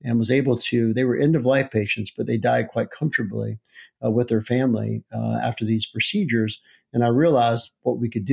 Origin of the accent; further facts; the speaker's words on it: Chesapeake, West Virginia, United States; also born or lived in Charleston, West Virginia; I'm from Chesapeake, West Virginia, where I grew up, which is a coal mining town about 15 miles due east of Charleston, West Virginia, where I currently live.